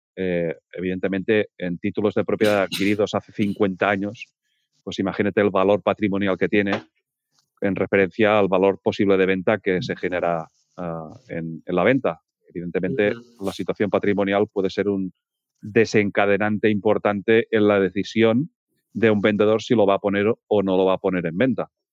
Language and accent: Spanish; Peralada, Catalonia, Spain; mi pueblo, en Peralada